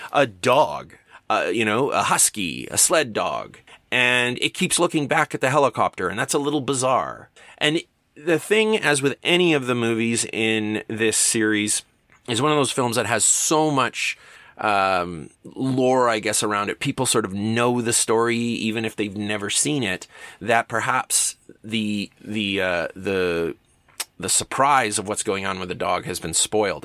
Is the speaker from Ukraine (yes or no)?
no; Canada; for a kid growing up in Canada